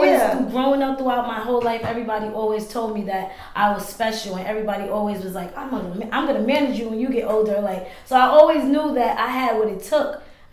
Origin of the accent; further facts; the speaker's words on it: New York City, New York, United States; Okay, I'm from Queens.